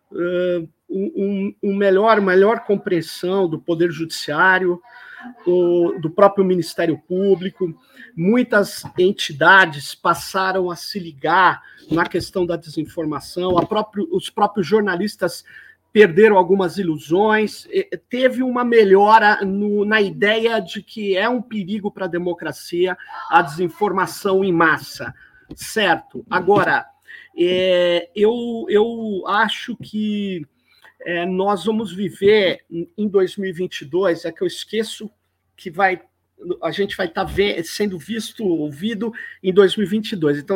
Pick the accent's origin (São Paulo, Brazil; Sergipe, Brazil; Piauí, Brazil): São Paulo, Brazil; Manu, eu, eu, eu sou de São Paulo, que é conhecido como Tuca, Tucanistão.